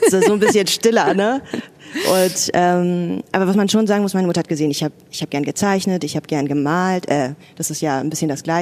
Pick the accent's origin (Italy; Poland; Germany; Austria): Germany; Berlin; Ja, also erstmal Westberlinerin, genau, meine Eltern hatten ein Restaurant